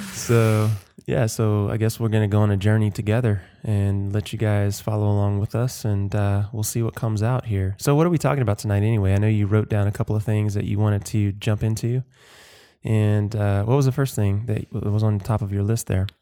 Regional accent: Watkinsville, Georgia, United States; So I am from the South. I grew up in Georgia, Athens, Georgia, just outside of Athens, Georgia. Actually, in a tiny little blinky Mizzet town called Watkinsville.

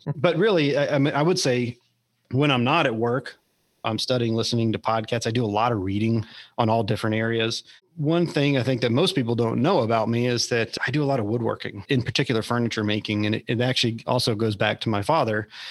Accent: Austin, Texas, United States; I grew up in Austin, and my wife did as well.

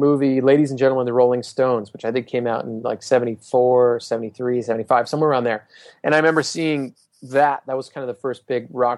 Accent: Honolulu, Hawaii, United States; I grew up in Honolulu, Hawaii

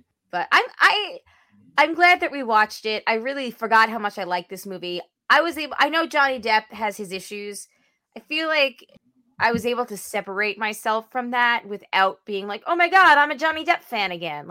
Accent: the Sleepy Hollow area, New York, United States; born or raised there

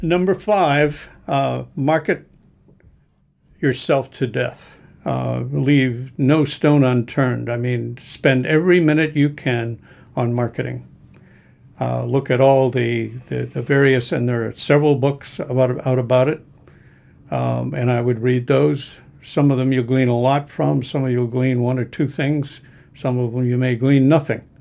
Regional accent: New England, United States; I grew up in New England

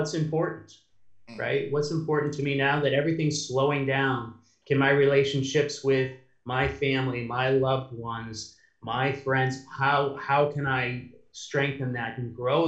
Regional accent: United States; also born or lived in Europe; I'm the American

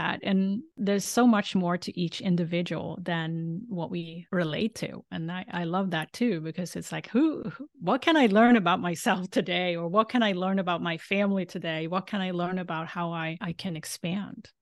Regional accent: Sweden; moved away; I grew up in Sweden

